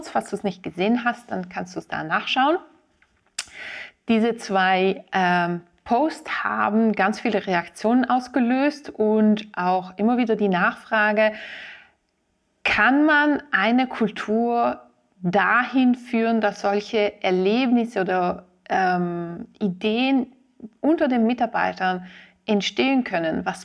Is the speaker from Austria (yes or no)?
no; Ticino, Switzerland; Als Tessinerin fahre ich sehr oft Zug zwischen Locarno und, und Zürich.